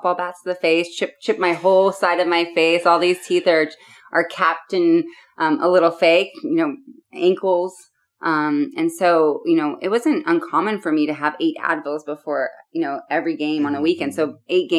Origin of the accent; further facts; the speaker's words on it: Seattle, Washington, United States; I grew up in Seattle, Washington